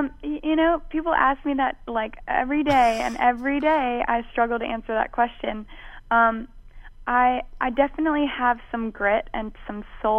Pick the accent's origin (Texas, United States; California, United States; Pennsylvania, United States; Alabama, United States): Alabama, United States; Mobile; also born or lived in New Orleans, United States; I was born in New Orleans, and, {S0} okay, {S6} and both sides of my family are from there. But I grew up in Mobile, Alabama